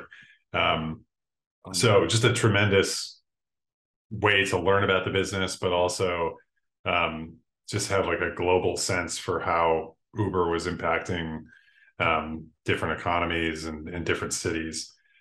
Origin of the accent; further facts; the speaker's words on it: Buffalo, New York, United States; I'm from Buffalo, New York, Buffalo in upstate New York